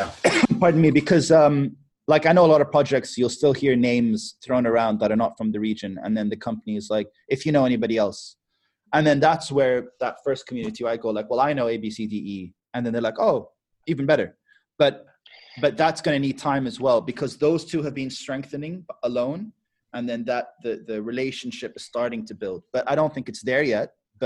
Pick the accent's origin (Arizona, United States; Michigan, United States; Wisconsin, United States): Michigan, United States; also born or lived in Dubai, United Arab Emirates; It's just like, I'm from Michigan. That's it. I lived in Dubai, but I'm from Michigan.